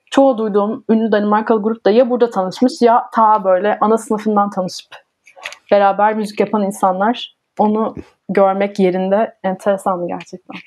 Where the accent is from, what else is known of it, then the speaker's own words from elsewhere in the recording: Ankara, Turkey; moved away as an adult; now in Denmark; Ben de Ankaralıyım.